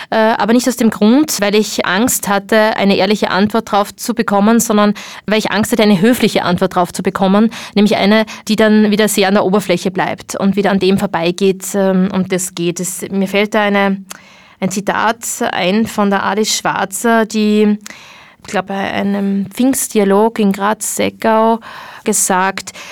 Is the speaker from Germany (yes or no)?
no; Morocco; dass es äh, sehr wohl einen Unterschied macht, ob man es trägt oder nicht, als Marokkanerin wohlgemerkt, nicht als Ausländerin